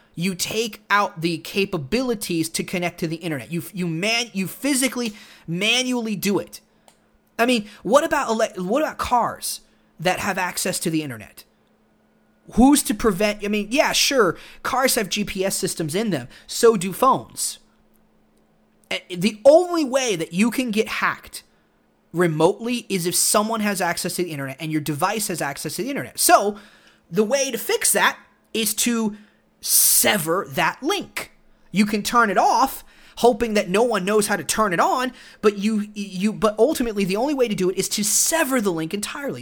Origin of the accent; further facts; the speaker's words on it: Texas, United States; growing up in Texas